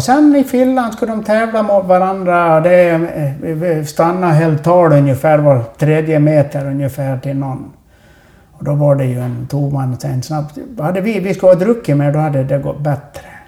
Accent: Sweden; vi är ju från Sverige

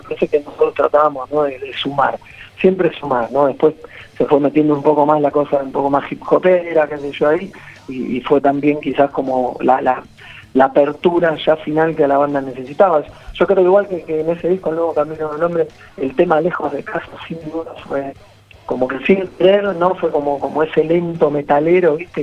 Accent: Argentina; como banda argentina

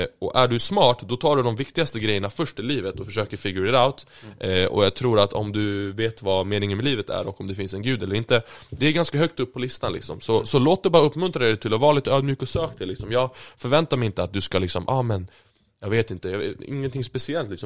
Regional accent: Sweden; född och uppvuxen i Sverige

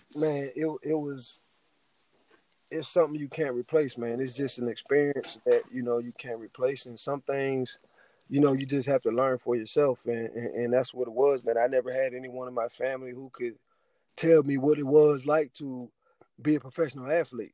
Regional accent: Youngstown, Ohio, United States; I'm from Youngstown, Ohio

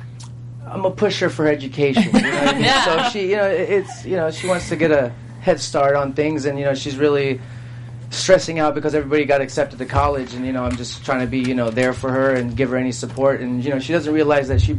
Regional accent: East Coast, United States; I'm from the East Coast

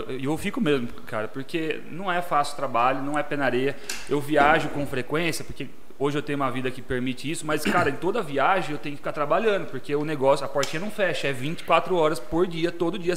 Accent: Jaú, São Paulo, Brazil; sou natural de Jaú

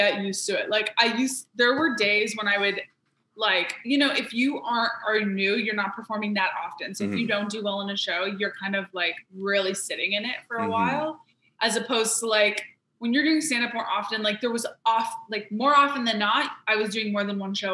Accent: Montreal, Quebec, Canada; moved away as an adult; now in Toronto, Canada; I grew up in Montreal.

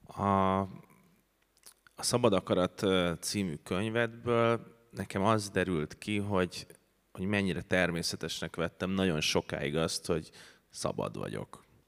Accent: Budapest, Hungary; ez négy házra volt attól, ahova én születtem

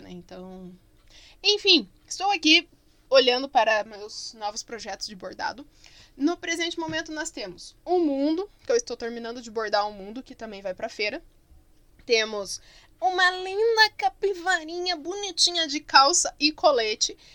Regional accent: Barbacena, Minas Gerais, Brazil; Porque quando eu era criança pequena lá em Barbacena tinha, né?

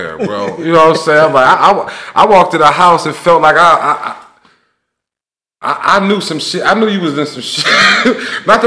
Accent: Cleveland, Ohio, United States; moved away as an adult; now in Columbus, United States; when I grew up in Cleveland, all my niggas was Dope Boys.

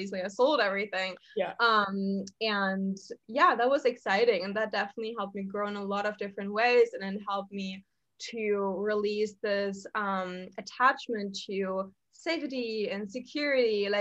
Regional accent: Germany; moved away as an adult; now in Bali, Indonesia; I'm from Germany, for everyone who doesn't know. So I'm originally from there. I lived there, grew up there, went to school there, university

